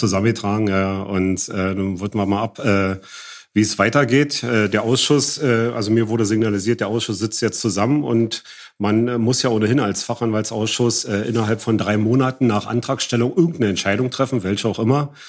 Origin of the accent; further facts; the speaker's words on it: East Germany, Germany; dass ich auch noch aus dem Osten bin